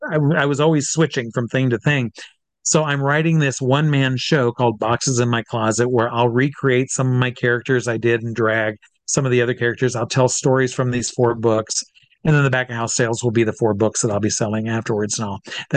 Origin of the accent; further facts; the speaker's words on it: Midwest, United States; It is myself and three friends that I grew up with here in the Midwest.